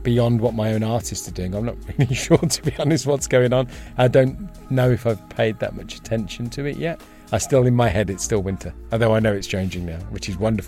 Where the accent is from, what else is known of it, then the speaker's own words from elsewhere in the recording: Solihull, West Midlands, United Kingdom; also born or lived in London; now in Ibiza, Spain; I was from Solihull, but I moved and spent about 10 years in London. And then I've spent maybe about 15 years here in total